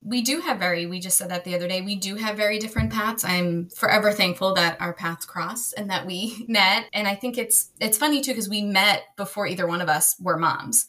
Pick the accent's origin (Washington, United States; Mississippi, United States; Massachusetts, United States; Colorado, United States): Massachusetts, United States; right outside of; now in Maryland, United States; I grew up right outside of Massachusetts.